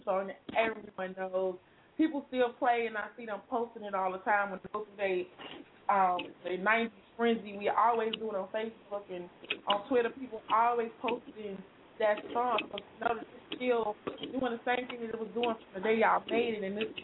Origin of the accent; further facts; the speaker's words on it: Chicago, Illinois, United States; I'm from Chicago